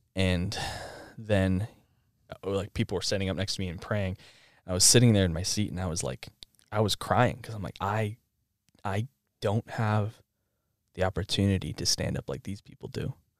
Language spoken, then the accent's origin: English; Rochester, Minnesota, United States; I was born in this area in so, southern Minnesota, Minnesota